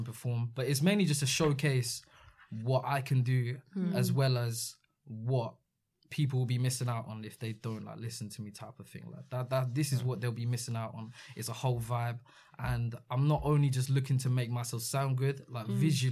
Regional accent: Redhill, South East England, United Kingdom; my hometown of Red Hill.

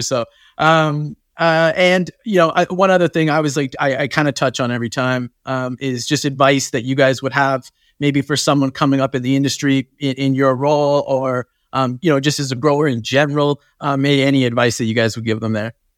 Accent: Canada; I'm from, I'm from Canada

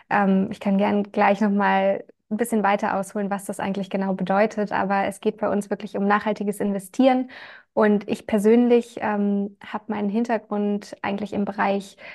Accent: Germany; now in Vienna, Austria; ja, wir sind ein Startup aus Wien. Ich komme ursprünglich aus Deutschland

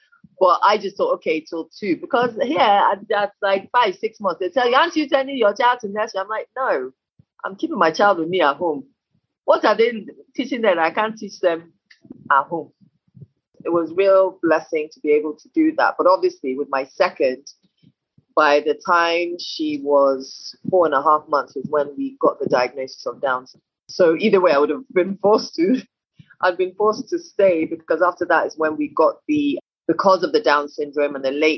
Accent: United Kingdom; And then when we passed through England, because I'm also British, and passed through there just to get her paperwork done and everything.

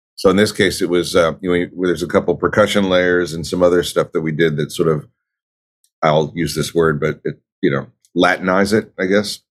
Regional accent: Philadelphia, Pennsylvania, United States; moved away; also born or lived in Los Angeles; I grew up in Philadelphia, I moved to L A.

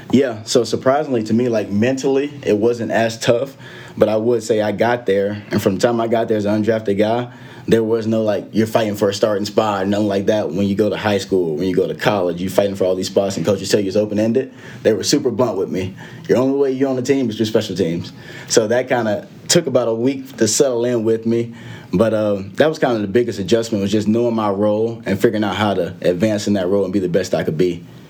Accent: a couple hours from Atlanta, Georgia, United States; back in atlanta georgia obviously a couple hours from my hometown

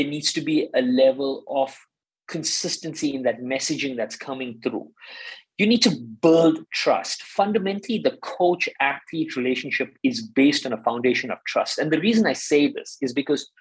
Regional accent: South Africa; I'm South African and I grew up in South Africa during the apartheid

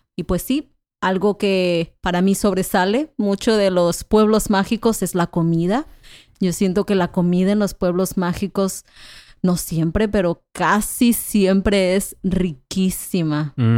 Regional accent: Manzanillo, Colima, Mexico; yo soy del estado de Colima. Yo nací en Manzanillo

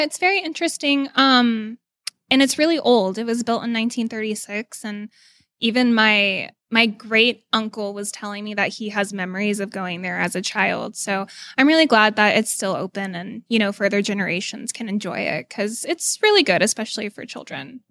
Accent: Dallas, Texas, United States; moved away; I'm originally from Dallas

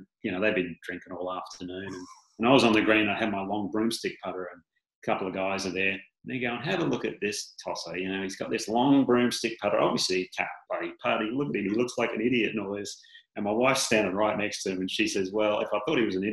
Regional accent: Australia; being an Aussie

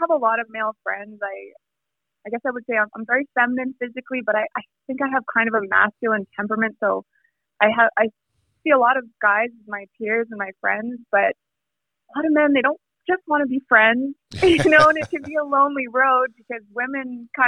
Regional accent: Calgary, Alberta, Canada; moved away as an adult; also born or lived in Vancouver; I grew up in Calgary, Alberta

